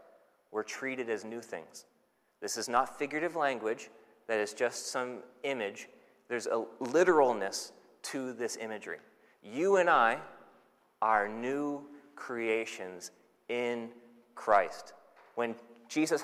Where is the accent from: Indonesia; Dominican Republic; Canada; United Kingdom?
Canada; now in New Zealand; So I'm Canadian. I'm a Canadian citizen.